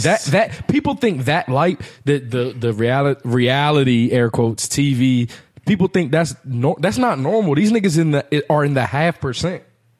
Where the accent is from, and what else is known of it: Washington, District of Columbia, United States